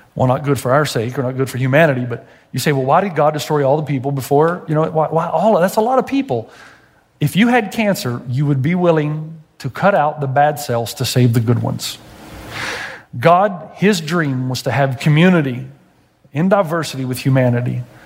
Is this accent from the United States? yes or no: yes; Tennessee, United States; I'm from Tennessee.